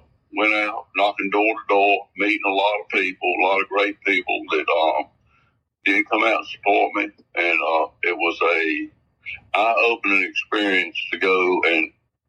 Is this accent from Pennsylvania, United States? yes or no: no; Danville, Virginia, United States; also born or lived in Westover District, Pittsylvania County, Virginia; I was born in Danville and lived the last 38 years of in the Westover District